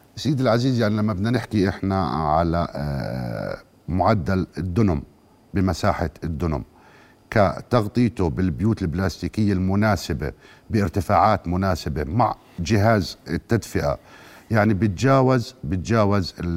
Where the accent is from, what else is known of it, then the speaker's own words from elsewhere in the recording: Jordan; عندنا في الاردن